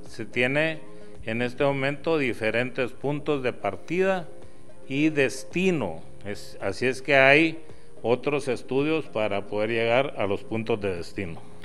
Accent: Guatemala

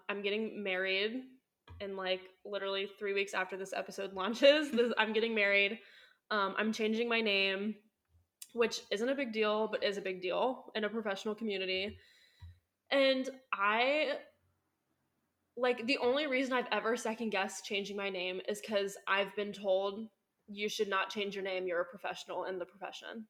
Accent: Southwest Ohio, United States; I did move back to my hometown

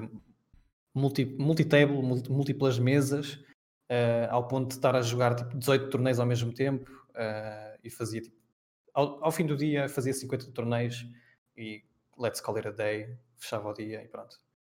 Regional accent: Peniche, Centro, Portugal; moved away as an adult; also born or lived in Belgium / Poland; Eu sou de Peniche

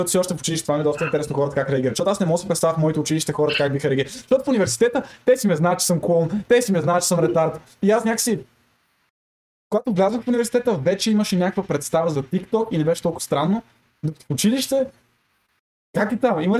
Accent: Sofia, Sofia City, Bulgaria; Виж, аз съм дефолт, аз съм от София. Аз съм с дефолт настройките.

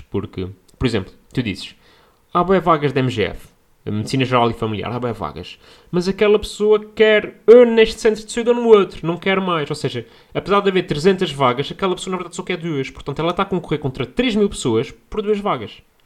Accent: Portugal; accent: Portuguese; as pessoas não percebem o meu sotaque

